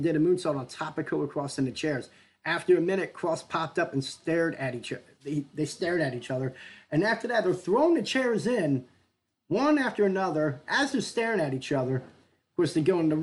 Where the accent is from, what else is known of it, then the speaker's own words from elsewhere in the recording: Philadelphia, Pennsylvania, United States; I grew up in the Philadelphia area, I watched ECW as a kid